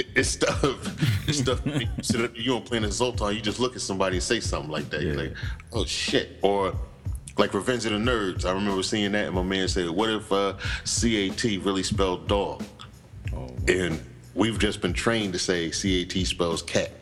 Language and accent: English; Morristown, New Jersey, United States; We're from New Jersey